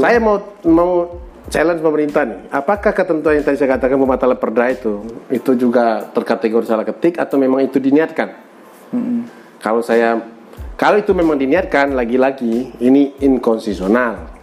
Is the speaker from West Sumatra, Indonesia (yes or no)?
yes; Minangkabau, West Sumatra, Indonesia; saya orang Minang